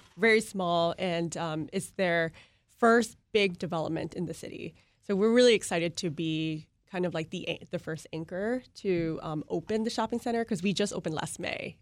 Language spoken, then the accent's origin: English; Vietnam; moved away; growing up in Vietnam